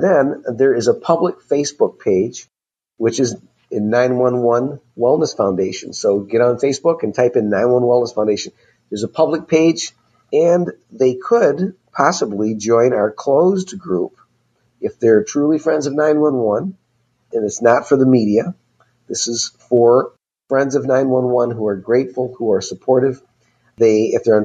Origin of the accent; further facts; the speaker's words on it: Michigan, United States; Michigan happens to be my home state